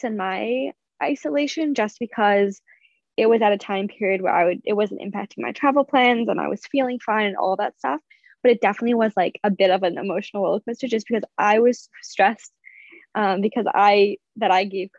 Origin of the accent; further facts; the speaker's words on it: Massachusetts, United States; moved away; I am at home right now in Massachusetts. I've been here for just under a week, and I have just under a week left. And it's actually been really nice and relaxing to be home with my parents